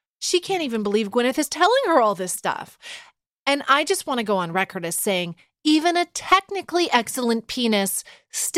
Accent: Canada; I speak as a Canadian

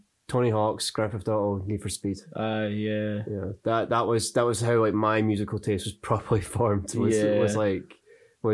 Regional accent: Dunfermline, Scotland, United Kingdom; also born or lived in Dundee / Arbroath; Raised in Dunfermline, born in Dundee, and lived the first 7 years of my life in Arbroath

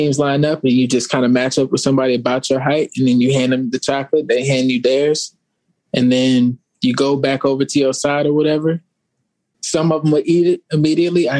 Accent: Arizona, United States; I grew up in Arizona

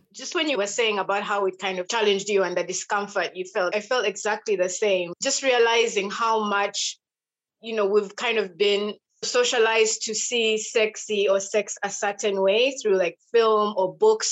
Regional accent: Western Region, Uganda; I'm from Uganda, and I'm from a tribe called Abattoirs, Western Uganda

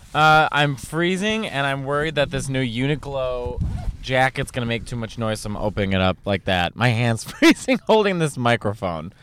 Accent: Chicago, Illinois, United States; all around Chicago, where I'm from Chicago

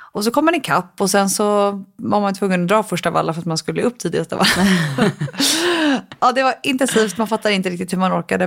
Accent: Stockholm, Stockholm County, Sweden; also born or lived in London / New York; I Stockholm

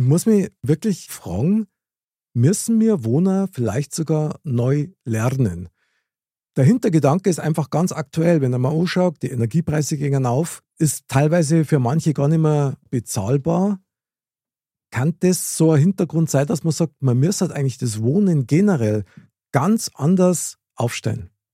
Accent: Munich, Bavaria, Germany; ich bin in München geboren, Innenstadt, Stiegelmeierplatz.

